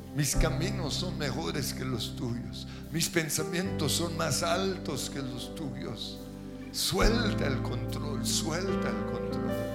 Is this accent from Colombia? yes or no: yes; Colombia; como colombianos